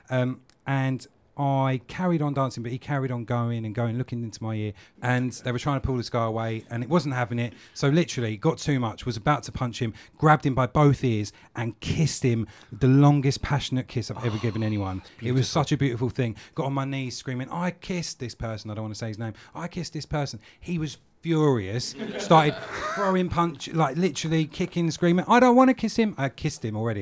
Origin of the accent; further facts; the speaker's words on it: London, United Kingdom; I come from London